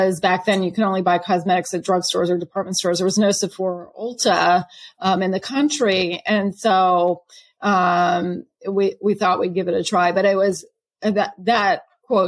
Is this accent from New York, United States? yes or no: no; California near Berkeley, United States; moved away as an adult; also born or lived in Boston; I grew up in California near Berkeley